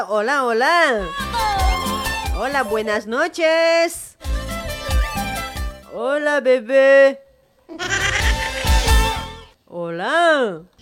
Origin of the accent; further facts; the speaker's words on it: La Paz, Bolivia; now in Argentina; Sí, sí, yo soy de La Paz y vivo acá en Argentina